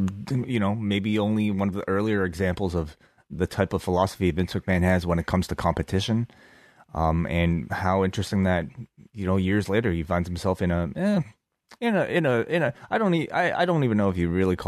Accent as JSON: {"language": "English", "country": "Canada", "said": "It's great being Canadian."}